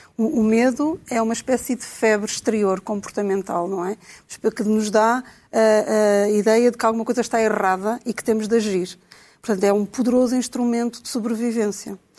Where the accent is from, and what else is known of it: Portugal